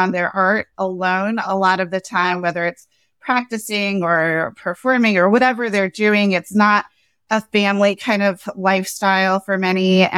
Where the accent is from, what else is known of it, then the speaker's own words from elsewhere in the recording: Cary, North Carolina, United States; I grew up in the South. I grew up in Cary, North Carolina, right outside of Raleigh, the capital. My parents moved down to North Carolina from New York.